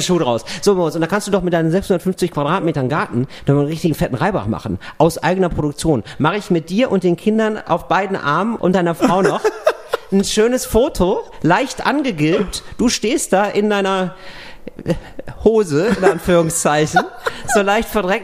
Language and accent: German; West Germany, Germany; ich war ein Wessi